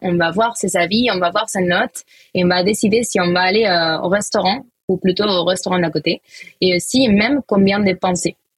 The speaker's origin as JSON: {"language": "French", "town": "Valencia", "region": "Valencian Community", "country": "Spain", "accent": "Spanish", "second_language": "French", "moved": "as an adult", "lives_now": "Paris, France", "said": "j'ai un petit accent. Voilà, ça vient de Valencia, Espagne"}